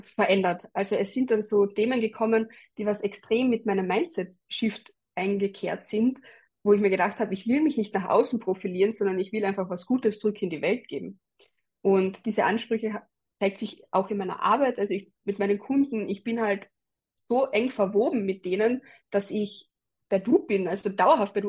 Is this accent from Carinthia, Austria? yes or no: yes; Carinthia, Austria; moved away as an adult; now in Graz, Austria; als ich eben 19 war, bin ich von Kärnten, also von meiner Heimatgemeinde nach der Matura nach Graz gegangen